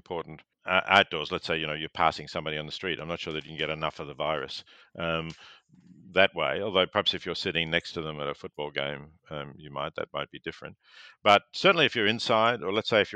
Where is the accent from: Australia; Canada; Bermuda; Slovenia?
Australia; Victoria; Growing up in Victoria